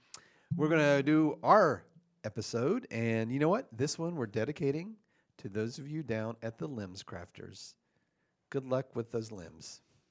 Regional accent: the South, United States; I'm from the South, so we call it Coca-Cola.

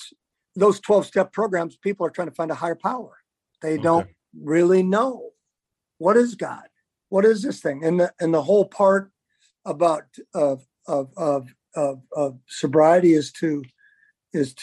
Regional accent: Farmington, Minnesota, United States; I went in my hometown of Farmington, Minnesota

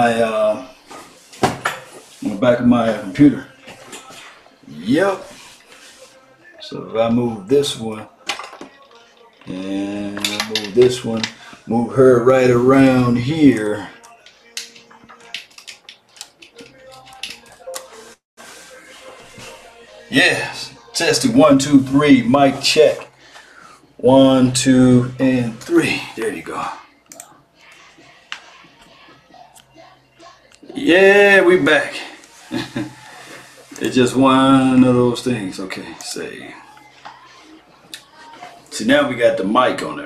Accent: Mississippi, United States; I'm from Mississippi

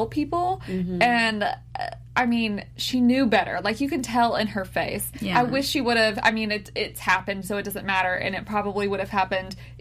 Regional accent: United States; I was born in the United States

